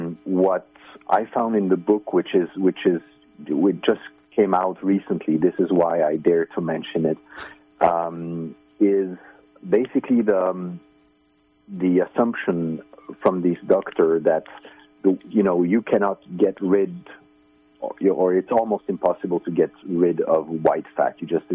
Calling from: Finland; I'm calling from Finland.

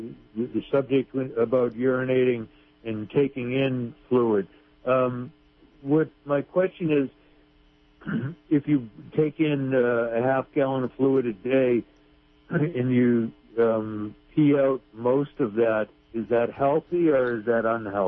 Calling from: Piercy, California, United States; I am calling from Piercy.

